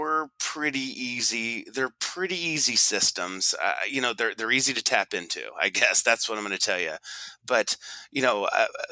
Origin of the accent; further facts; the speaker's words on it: Des Moines, Iowa, United States; I'm from the Midwest, you know, the junction of 80 and 35.